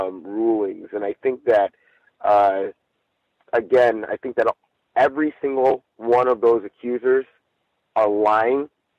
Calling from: Chino, California, United States; I'm calling in from Chino, California.

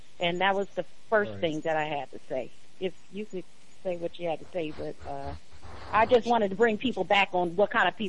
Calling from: Arizona, United States; I'm calling from Arizona.

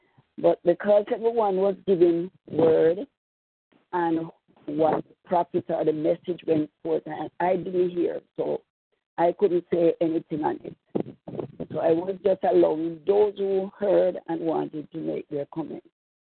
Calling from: Jamaica; I'm calling from Jamaica.

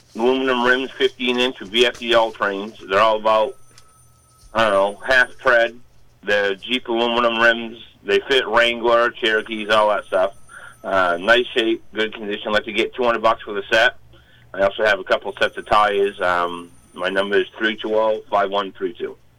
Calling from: Farmington, Maine, United States; I'm calling from Farmington

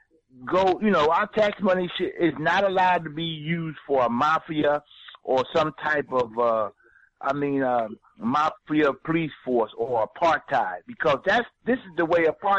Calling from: Philadelphia, Pennsylvania, United States; I'm from Philadelphia, Pennsylvania, and and we have the same problem here too.

